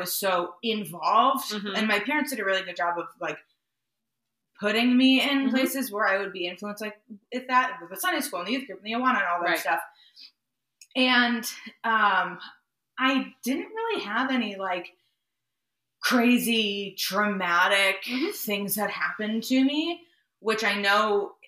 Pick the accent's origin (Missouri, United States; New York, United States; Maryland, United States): Maryland, United States; We had recently moved to the house I grew up in Maryland